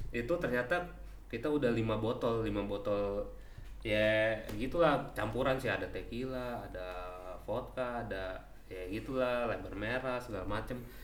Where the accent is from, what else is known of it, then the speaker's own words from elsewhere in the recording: Java, Indonesia; aku dari Jawa